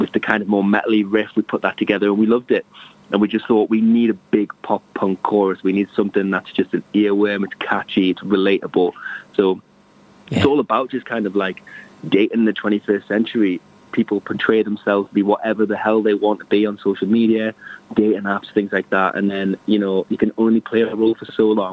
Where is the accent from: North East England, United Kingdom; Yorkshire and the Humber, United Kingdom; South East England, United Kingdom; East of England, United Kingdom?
North East England, United Kingdom; Prudhoe, Northumberland; That's actually where I'm from